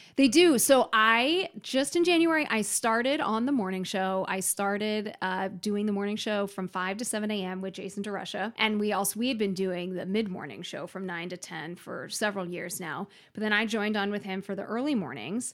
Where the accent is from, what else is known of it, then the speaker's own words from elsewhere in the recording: Philadelphia, Pennsylvania, United States; moved away as an adult; also born or lived in South Carolina; now in Minnesota, United States; I grew up originally in Philadelphia